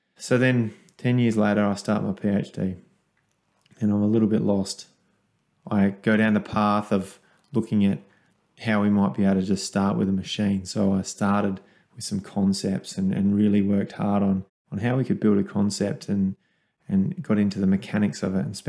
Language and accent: English; Kangaroo Island, South Australia, Australia; a 13-year-old kid growing up on Kangaroo Island on a wool and grain farm